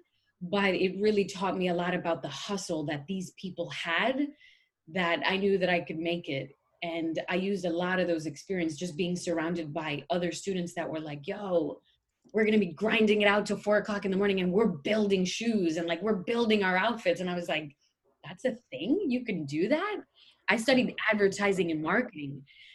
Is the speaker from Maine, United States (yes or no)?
no; Bergen County, New Jersey, United States; I grew up in a white high school in Bergen County, New Jersey